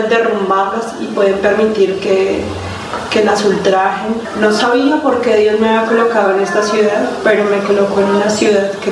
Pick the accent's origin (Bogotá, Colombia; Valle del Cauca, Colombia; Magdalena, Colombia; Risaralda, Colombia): Magdalena, Colombia; Santa Marta; yo Vengo desde la ciudad de Santa Marta, donde eh, trabajaba con mi pareja en un negocio compartido